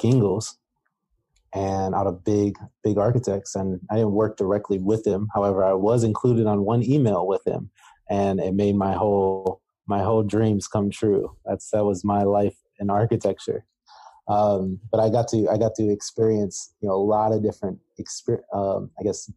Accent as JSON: {"language": "English", "town": "Cleveland", "region": "Ohio", "country": "United States", "tie": "born or raised there", "moved": "as an adult", "lives_now": "Phoenix, United States", "said": "I come from Cleveland, Ohio, born and raised"}